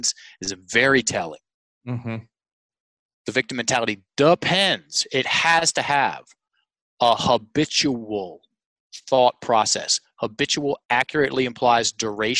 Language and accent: English; Richmond, Virginia, United States; It's in my hometown at the Carpenter Center, which is the most prestigious theater in Richmond